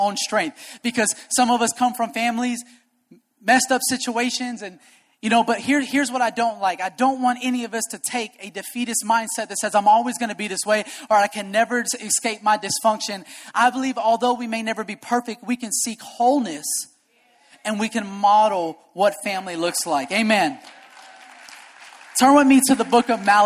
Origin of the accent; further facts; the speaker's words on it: United States; I'm an American.